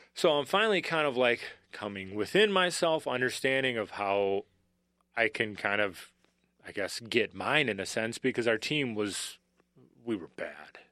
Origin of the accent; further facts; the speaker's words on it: Bloomington, Minnesota, United States; moved away as an adult; also born or lived in Kansas; I'm a Minnesotan through and throughout.